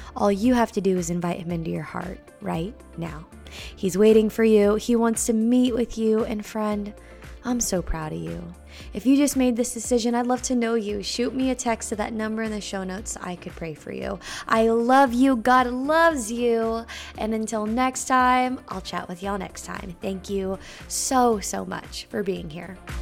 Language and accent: English; Bay Area, California, United States; now in Nashville, United States; I'm from the Bay Area in California